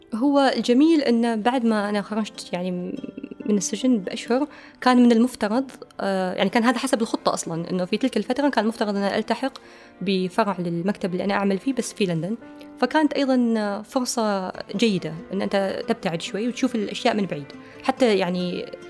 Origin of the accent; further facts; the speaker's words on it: Oman; كمواطنين إحنا عمانيين هذه بلدنا